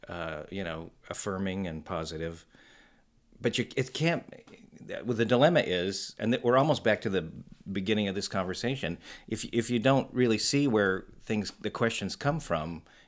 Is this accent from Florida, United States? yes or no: no; Tucson, Arizona, United States; also born or lived in Cedar City, Utah / Tempe, Arizona; And then we moved to Tucson, Arizona. And he taught at the University of Arizona. So I grew up in Tucson, Arizona.